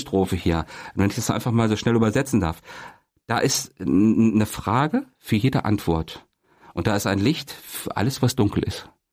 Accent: Kassel, Hesse, Germany; dann nach Kassel, da kam ich dann zur Welt im Jahre ja. 72

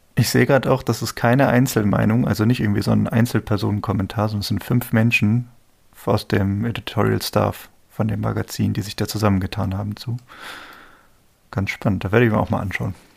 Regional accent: Germany; als Deutscher

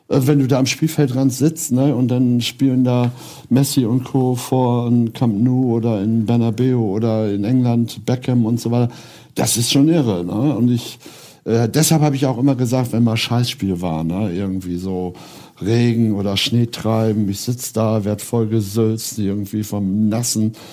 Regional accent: Lower Saxony, Germany; ist meine Heimat, Ostfriesland, ne?

